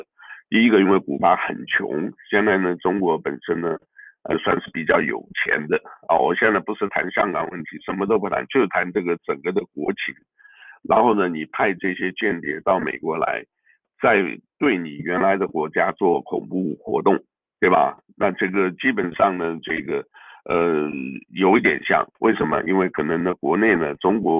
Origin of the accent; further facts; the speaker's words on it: Taiwan; moved away; 啊，就像我原来这个呃出来啊，我从台湾来出来的时候，我也感觉不一样。